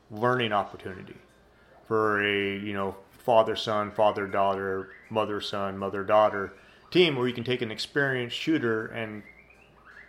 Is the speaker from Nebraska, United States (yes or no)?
yes; Nebraska, United States; moved away; I grew up in Nebraska